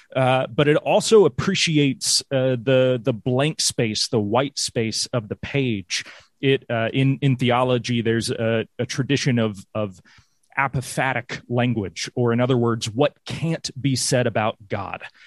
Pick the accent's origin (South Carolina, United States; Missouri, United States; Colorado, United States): South Carolina, United States; Greenville; moved away as an adult; also born or lived in London / New York; now in Tennessee, United States; I grew up in Greenville, South Carolina